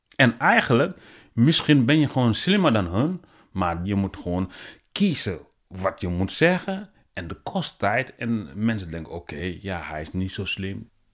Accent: Senegal; Dutch is a second language; also born or lived in Guinea; now in Netherlands; ik ben geboren in eh, Guinea en uh, opgegroeid in Senegal. Zeg maar, ik woon eh, sinds 2000 in Nederland

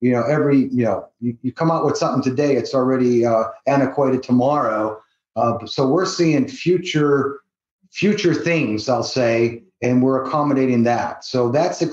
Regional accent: Cleveland, Ohio, United States; moved away as an adult; now in Las Vegas, United States; I'm originally from Cleveland, Ohio

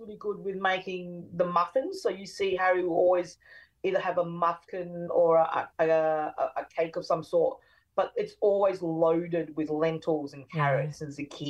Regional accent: Brisbane, Queensland, Australia; I grew up in Brisbane and West End

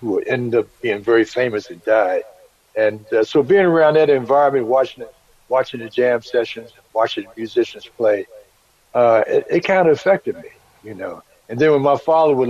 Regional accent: Washington, District of Columbia, United States; I was born and raised in Washington, D.C., 1950

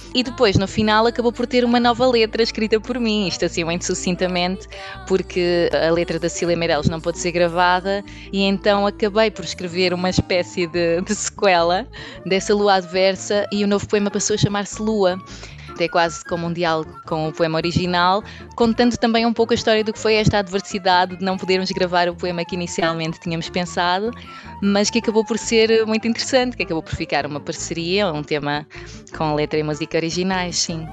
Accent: Minho, Portugal; moved away as an adult; also born or lived in Porto; now in Lisbon, Portugal; sou natural do Minho, sou minhota.

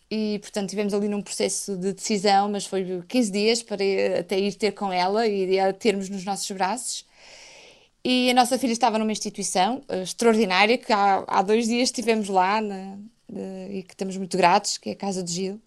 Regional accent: Portugal; como portuguesa

